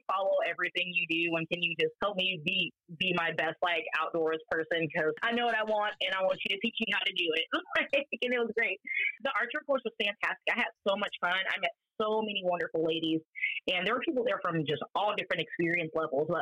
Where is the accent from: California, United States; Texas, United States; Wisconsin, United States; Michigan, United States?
California, United States; Northern; moved away as an adult; also born or lived in Las Vegas, Nevada / Brooklyn, New York / Omaha, Nebraska; now in Avoca, Nebraska, United States; I was born and raised on the West Coast, California to be exact. Northern California, the cool part